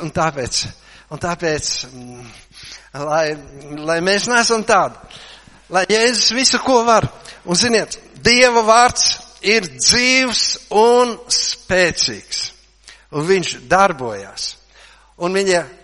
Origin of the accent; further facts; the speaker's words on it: Latvia; mēs esam latvieši, jā. Latvieši, jā